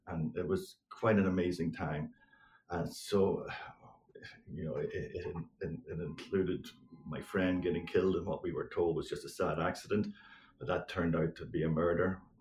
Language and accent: English; Northern Ireland, United Kingdom; growing up in Northern Ireland uh, uh during the seven, seven, 1970s and 80s